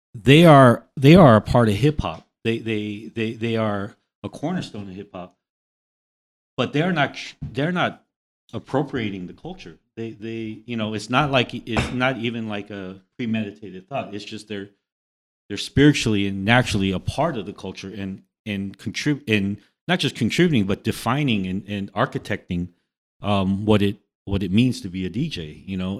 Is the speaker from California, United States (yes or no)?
yes; Los Angeles, California, United States; I also represent an area in Los Angeles on one hundred third Street and Grape in the Jordan Downs housing project